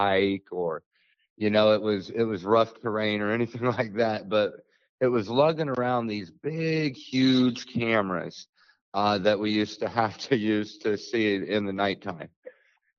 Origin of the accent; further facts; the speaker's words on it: Pacific Northwest, United States; now in Florida, United States; I grew up in the Pacific Northwest